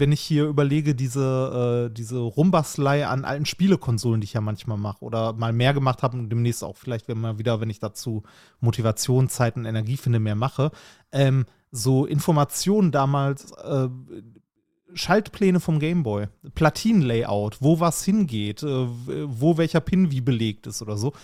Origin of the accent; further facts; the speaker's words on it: Essen, North Rhine-Westphalia, Germany; meiner Heimatstadt, in Essen